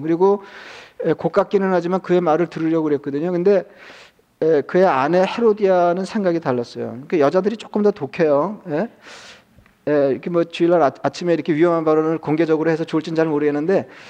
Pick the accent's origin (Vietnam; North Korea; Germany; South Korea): South Korea; 저도 한국 사람이지만